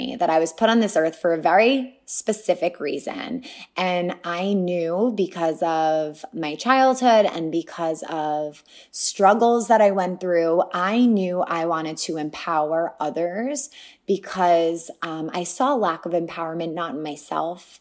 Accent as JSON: {"language": "English", "town": "Franklin Square", "region": "New York", "country": "United States", "tie": "born or raised there", "said": "I grew up on Long Island in a small town, Franklin Square, very close to family"}